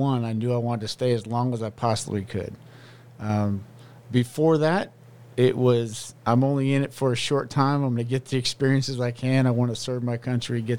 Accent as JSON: {"language": "English", "region": "Southern California", "country": "United States", "moved": "as an adult", "lives_now": "Korea", "said": "I'm originally from Southern California"}